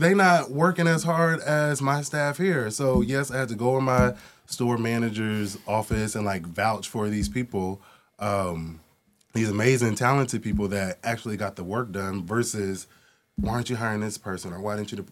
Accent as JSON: {"language": "English", "town": "Portland", "region": "Oregon", "country": "United States", "tie": "born or raised there", "also_born_or_lived": "East Coast", "moved": "yes", "said": "growing up in Portland, Oregon"}